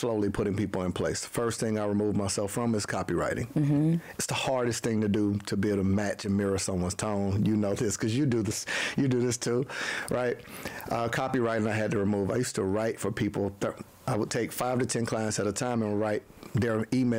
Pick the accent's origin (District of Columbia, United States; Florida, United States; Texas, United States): Florida, United States; Panama City; now in Atlanta, United States; I'm from Panama City, Florida, a little small town in Tallahassee